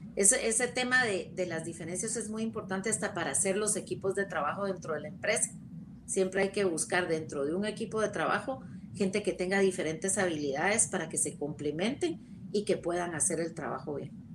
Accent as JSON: {"language": "Spanish", "country": "Guatemala", "said": "somos la mitad de Guatemala mujeres"}